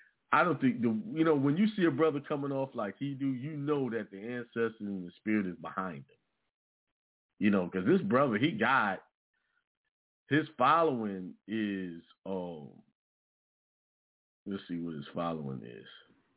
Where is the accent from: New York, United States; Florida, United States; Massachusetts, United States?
New York, United States; now in South Carolina, United States; You know, I was born and raised in New York, but I ended up in South Carolina, which is where my family originate from, you know?